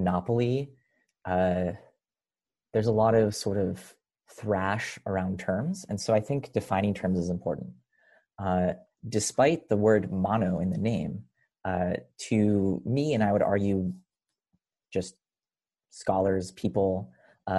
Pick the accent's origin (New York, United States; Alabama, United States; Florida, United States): New York, United States; Rochester; also born or lived in Israel; moved to Rochester, New York, where I grew up